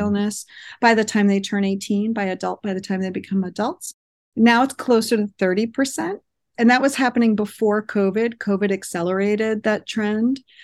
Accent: East Coast, United States; moved away as an adult; also born or lived in New York City / Boston area; now in Monterey, United States; I was born and raised in the East Coast, lived in New York City for a long time, and then in the Boston area for almost twenty years

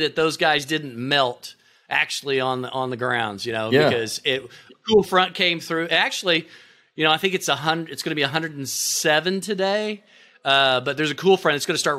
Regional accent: Oklahoma, United States; moved away as an adult; also born or lived in New York; When I moved back, see, I grew up in Oklahoma. I was in New York almost 15 years. And when we moved back in 2010, it was July

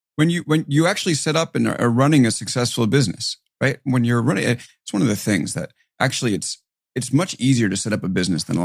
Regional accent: Long Island, New York, United States; growing up on Long Island

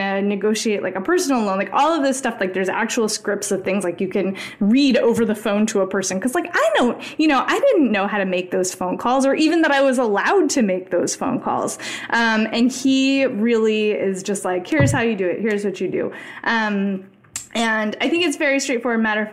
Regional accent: United States; as an American

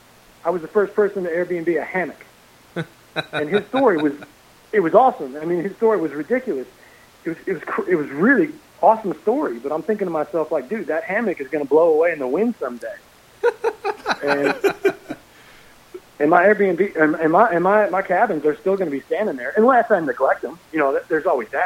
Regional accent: Nebraska, United States; moved away; I grew up in Nebraska

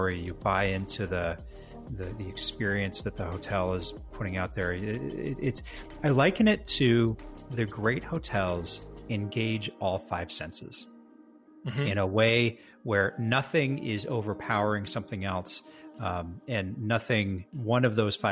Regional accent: Edmonton, Alberta, Canada; also born or lived in Victoria; ended up moving back to my hometown of Edmonton, Alberta.

